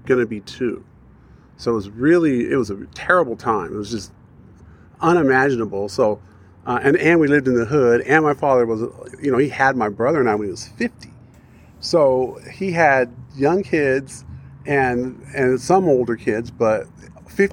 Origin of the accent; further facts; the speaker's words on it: Pomona, California, United States; I grew up in Pomona, California